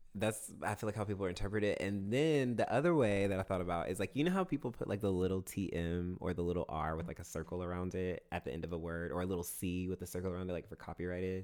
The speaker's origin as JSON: {"language": "English", "town": "Augusta", "region": "Georgia", "country": "United States", "tie": "born or raised there", "said": "Fort Gordon, which is the military base in my hometown"}